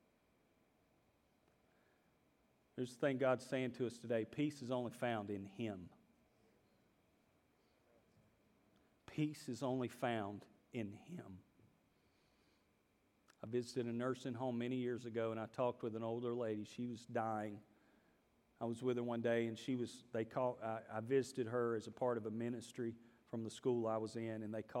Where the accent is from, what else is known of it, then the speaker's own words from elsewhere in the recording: the American South, United States; those of us Southerners